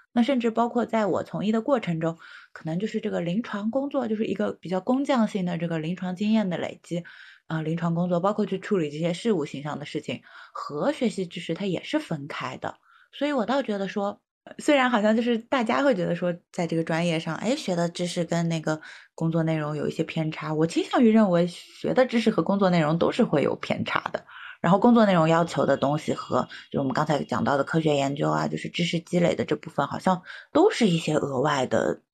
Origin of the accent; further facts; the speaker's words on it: China; 我们中国人那么多